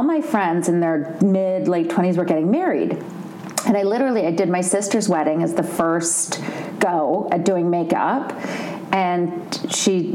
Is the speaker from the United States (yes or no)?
no; Canada; moved away; I'm from Canada originally